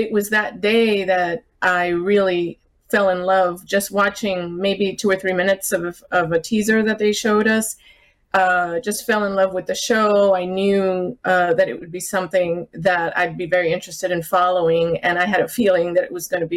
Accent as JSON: {"language": "English", "region": "South Florida", "country": "United States", "tie": "born or raised there", "moved": "yes", "said": "I grew up in South Florida, and I used to go to the tea parties in South Beach before I moved away"}